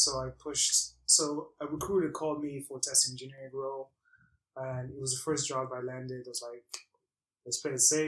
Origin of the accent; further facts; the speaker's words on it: Belgium; I grew up in Belgium